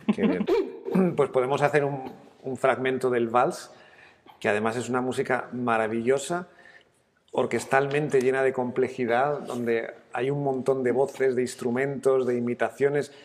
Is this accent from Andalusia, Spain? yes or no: no; Madrid, Community of Madrid, Spain; yo soy madrileño